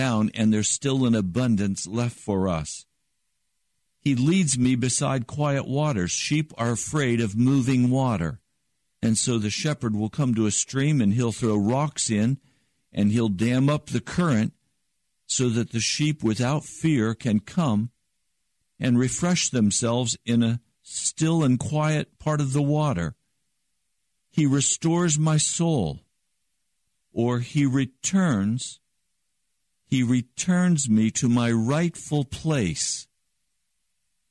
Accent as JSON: {"language": "English", "town": "Denver", "region": "Colorado", "country": "United States", "tie": "born or raised there", "said": "I was raised in cattle country and sheep country. I was born in Denver, Colorado"}